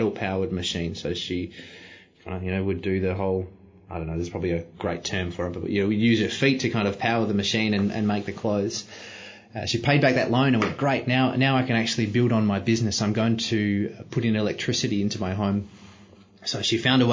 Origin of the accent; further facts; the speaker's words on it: Australia; I didn't do anything special to be born in Australia. That's just where I was born